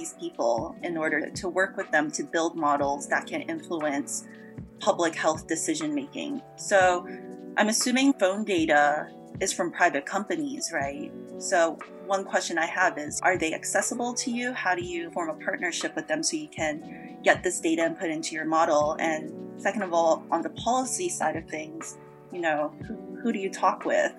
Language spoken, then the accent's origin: English; Toronto, Ontario, Canada; moved away; I'm from Toronto, and so it kind of sucks to not know when I can be back home again.